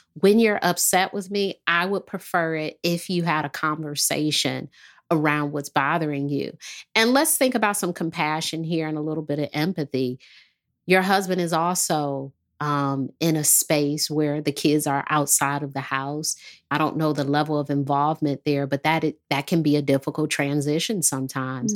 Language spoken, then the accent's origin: English; Detroit, Michigan, United States; moved away; also born or lived in the South (US); I'm from Detroit, so when I moved here